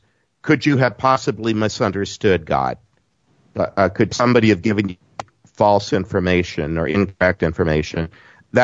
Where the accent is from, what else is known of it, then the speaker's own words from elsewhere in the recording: Southeast Texas, United States; accent: southern; I'm from Southeast Texas